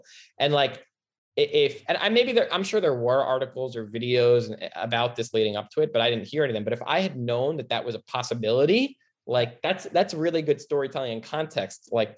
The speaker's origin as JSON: {"language": "English", "region": "New York", "country": "United States", "tie": "born or raised there", "said": "I grew up in the city in New York"}